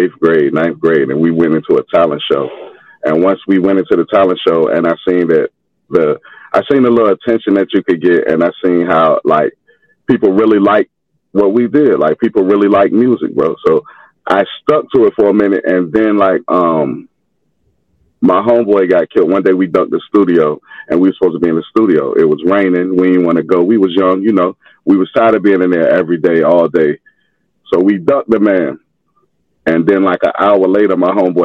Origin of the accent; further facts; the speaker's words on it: Norfolk, Virginia, United States; I'm in Norfolk right now. I'm from Norfolk, Virginia